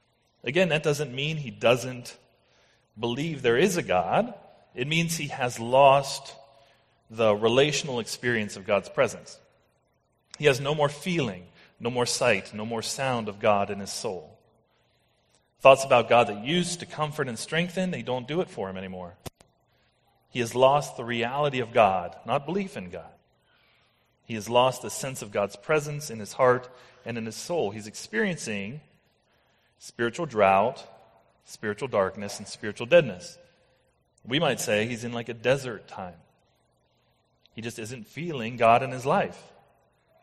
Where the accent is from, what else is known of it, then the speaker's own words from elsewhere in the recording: United States; I am American.